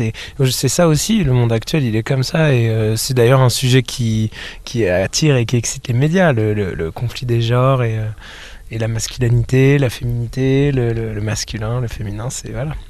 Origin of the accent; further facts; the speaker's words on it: Rennes, Brittany, France; on vient de Rennes